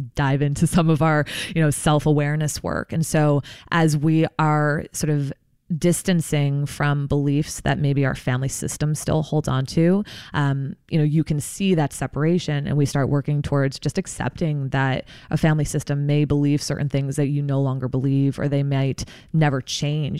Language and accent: English; New Jersey, United States; I'm from New Jersey originally, uh, grew up there.